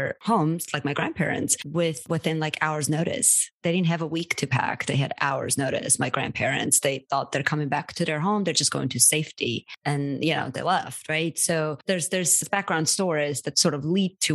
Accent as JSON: {"language": "English", "country": "Armenia", "moved": "yes", "lives_now": "United States"}